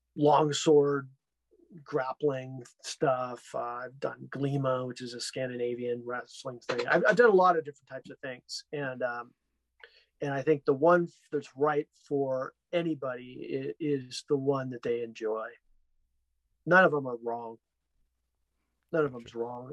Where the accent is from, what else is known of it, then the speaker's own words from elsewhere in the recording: Los Angeles, California, United States; a lot of time growing up in Hollywood, playing in bands at young age